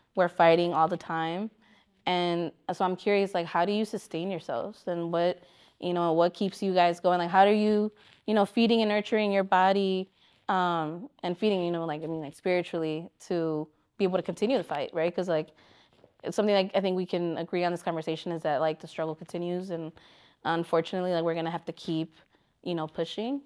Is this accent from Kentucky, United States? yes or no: no; Chicago, Illinois, United States; as a Chicagoan